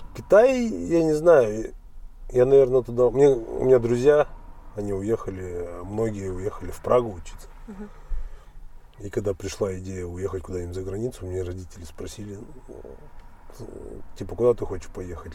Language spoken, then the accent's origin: Russian; Almaty, Kazakhstan; born or raised there; moved away